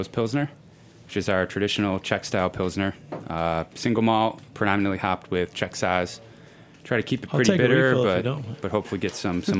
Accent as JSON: {"language": "English", "town": "Buffalo", "region": "New York", "country": "United States", "tie": "born or raised there", "said": "So I was born and raised"}